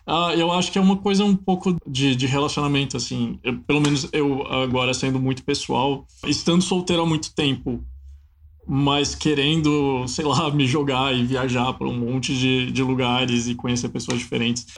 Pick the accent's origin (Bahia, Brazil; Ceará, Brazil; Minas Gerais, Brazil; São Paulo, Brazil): Minas Gerais, Brazil; um longa-metragem que foi filmado na, na, região de onde eu sou, que é a Valentina